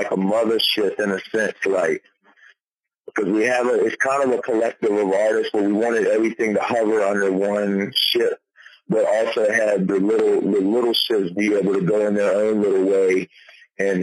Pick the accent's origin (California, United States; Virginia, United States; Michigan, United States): Virginia, United States; Petersburg; also born or lived in Prince George, Virginia; now in Richmond, United States; I grew up in Petersburg all the way till I was like 12 or 13.